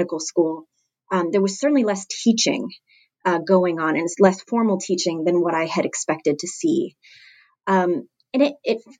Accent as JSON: {"language": "English", "country": "Canada", "moved": "yes", "said": "I'm originally from Canada"}